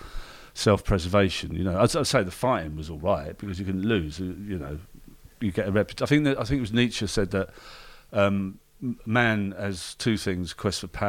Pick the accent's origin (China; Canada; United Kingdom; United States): United Kingdom; London; I'm a Londoner and Brexit and all that stuff